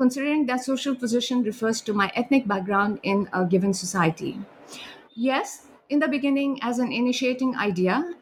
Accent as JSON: {"language": "English", "country": "India", "also_born_or_lived": "Sikkim, India", "said": "I'm from India and I have lived in Sikkim for a few years"}